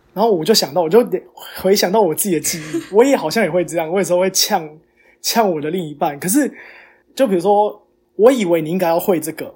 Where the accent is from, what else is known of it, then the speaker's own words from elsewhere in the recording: Taiwan; 身为台湾人